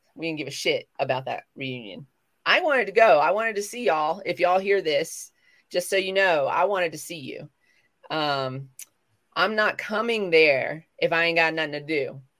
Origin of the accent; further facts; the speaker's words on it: the South, United States; accent: southern; moved away; having like a southern accent but when i was a child thick thick and now i kind of just bring it back